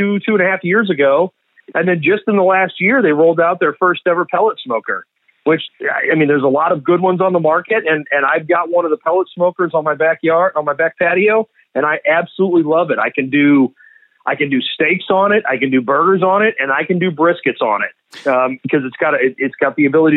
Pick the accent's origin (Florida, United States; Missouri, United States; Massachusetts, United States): Missouri, United States; St. Louis; also born or lived in Kansas City; I'm from St. Louis, though, born and raised, and diehard Cardinals